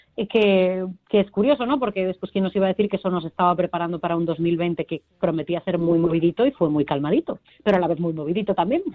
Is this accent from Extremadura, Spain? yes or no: no; A Coruña, Galicia, Spain; somos Coruña